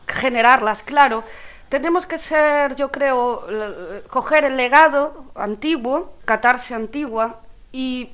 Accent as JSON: {"language": "Spanish", "town": "Bueu", "region": "Galicia", "country": "Spain", "said": "vengo de Bueu"}